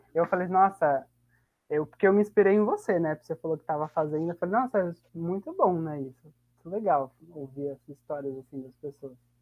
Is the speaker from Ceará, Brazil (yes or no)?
no; Botujuru, São Paulo, Brazil; eu sou daqui de Botujuru